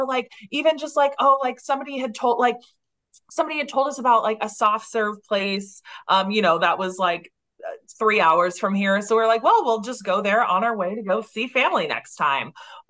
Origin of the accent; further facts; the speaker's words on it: Bay Area, California, United States; now in Long Beach, United States; so I'm from the Bay Area and right now I live in like LA area. I live in Long Beach.